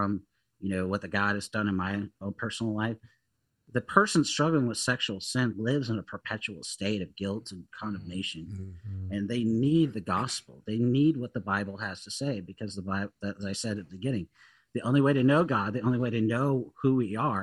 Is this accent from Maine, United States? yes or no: no; Seattle, Washington, United States; growing up in Seattle when I was at a community college and really in high school and living there